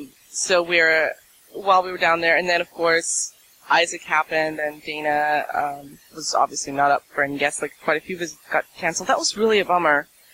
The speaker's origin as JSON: {"language": "English", "country": "Russia", "first_language": "Russian", "second_language": "English", "said": "I've mentioned being Russian. I do actually, it's my native language. I speak it, read it, write it."}